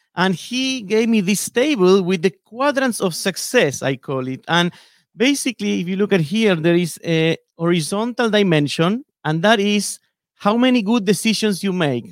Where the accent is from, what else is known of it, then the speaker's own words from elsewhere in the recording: Buenos Aires, Argentina; moved away as an adult; now in Seattle, United States; I was born and raised in Buenos Aires, in Argentina